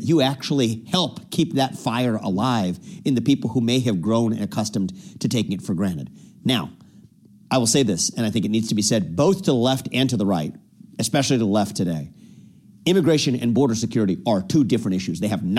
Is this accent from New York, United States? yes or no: no; Cincinnati, Ohio, United States; I was born and raised here in Cincinnati, Ohio, actually, where we're chatting today, mm-hmm. Not very far from the house where we're taping now. My parents were immigrants from India. They came over 40-some-odd years ago.